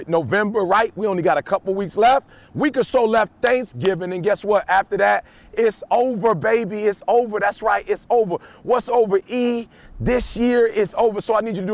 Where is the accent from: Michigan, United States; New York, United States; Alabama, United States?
Michigan, United States; Detroit; I'm from Detroit